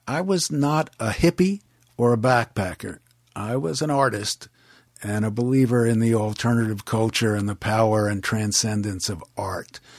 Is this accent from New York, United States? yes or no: yes; Levittown, New York, United States; born or raised there; also born or lived in Queens, New York; now in Los Angeles, United States